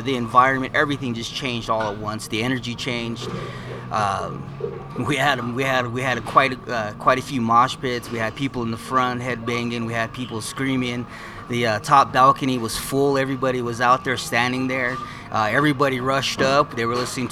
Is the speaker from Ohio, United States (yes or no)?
no; Fort Wingate, New Mexico, United States; now in Nahodishgish, United States; we grew up in Fort Wingate, Gallup.